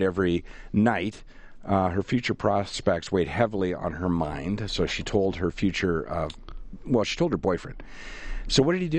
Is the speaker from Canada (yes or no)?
yes; Canada; we're Canadian